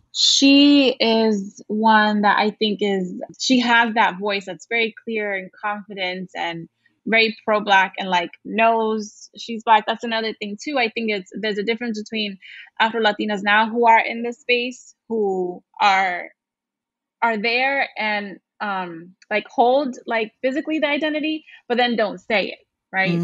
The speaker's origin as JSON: {"language": "English", "town": "New York City", "region": "New York", "country": "United States", "tie": "born or raised there", "said": "I grew up in Brooklyn"}